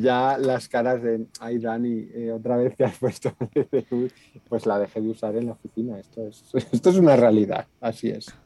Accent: Aranda de Duero, Castile and León, Spain; yo nací en Aranda de ver un pueblo del sur de Burgos

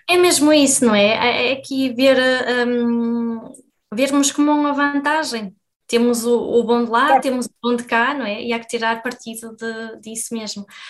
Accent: Portugal; now in Germany; já saí de Portugal há algum tempo

